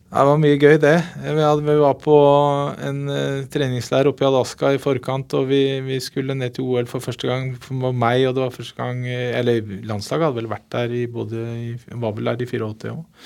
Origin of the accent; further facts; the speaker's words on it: Oslo, Norway; jeg er oppvokst på Haugerud, drabantby ikke så langt unna Furuset